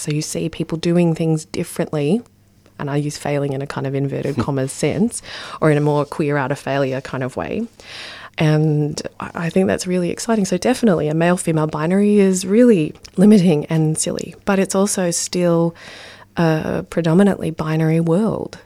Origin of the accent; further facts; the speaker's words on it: Ballarat, Victoria, Australia; I grew up in Ballarat